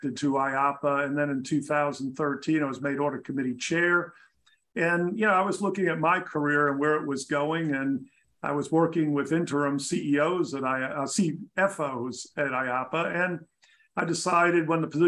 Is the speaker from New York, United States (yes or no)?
yes; New York, United States; moved away as an adult; also born or lived in Tampa, Florida; I was kind of born and raised in New York, went to Tampa, Florida for college